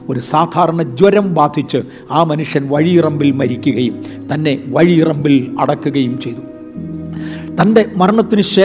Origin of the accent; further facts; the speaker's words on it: Vaikom, Kerala, India; ഞാൻ കേരളത്തിലെ വൈക്കം സ്വദേശിയാണ്